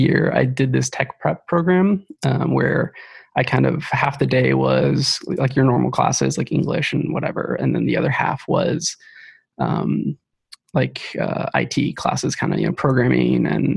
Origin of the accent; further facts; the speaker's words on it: Ohio, United States; moved away as an adult; now in Seattle, United States; I grew up in Ohio, and I moved out here about 8 years ago